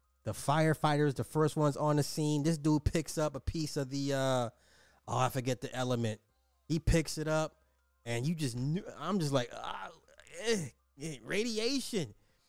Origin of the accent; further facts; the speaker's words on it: Cincinnati, Ohio, United States; I'm from Cincinnati and it was about 2 hours away and could smell the burning of whatever was for 2 days, but this is nothing new in the great state of Ohio.